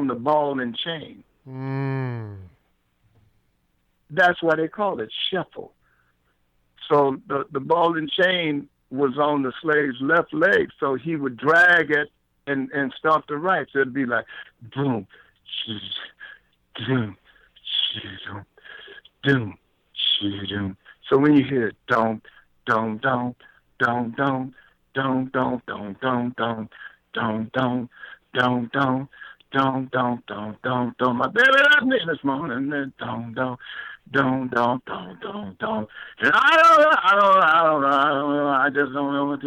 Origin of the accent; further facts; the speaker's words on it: Houston, Texas, United States; moved away; also born or lived in San Francisco; growing up in Texas in the late 40s and the early 50s